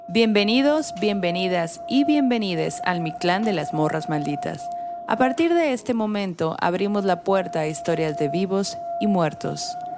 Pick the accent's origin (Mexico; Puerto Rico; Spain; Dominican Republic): Mexico; northern Mexico; moved away; como buenos norteños pegados a Estados Unidos